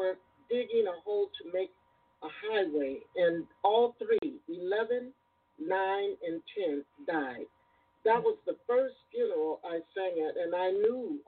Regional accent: Gary, Indiana, United States; also born or lived in East Chicago, Indiana; I was born in East Chicago, Indiana, but raised basically in Gary, Indiana

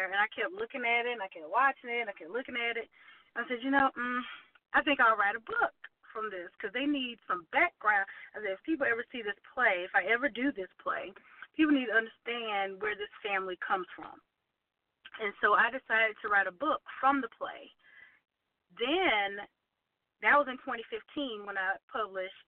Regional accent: Aiken, South Carolina, United States; moved away as an adult; now in Columbia, United States; I am originally from Aiken, South Carolina, which is a little not quite small suburban town west of Columbia, and I live here in Columbia, South Carolina now

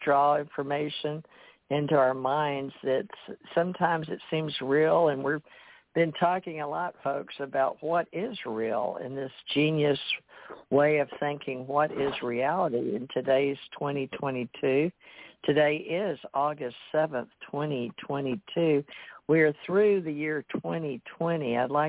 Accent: United States; And that's the way I was raised to believe in America. I wasn't raised in India or other people out of country.

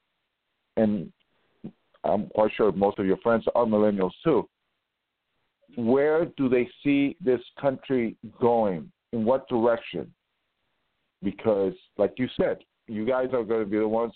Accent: New York City, New York, United States; I was born and raised in New York City, and where I grew up on the Upper West Side

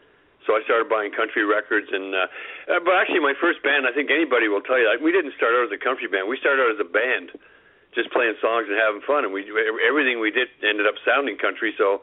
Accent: Montreal, Quebec, Canada; moved away; I grew up in Montreal, and there was actually no country radio stations.

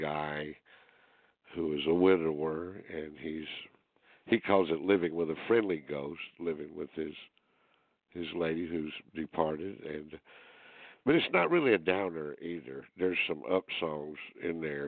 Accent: Greenville, South Carolina, United States; born or raised there

